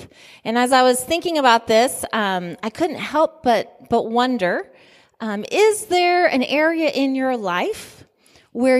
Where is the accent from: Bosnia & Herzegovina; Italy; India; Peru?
Italy; moved away; I was born in Italy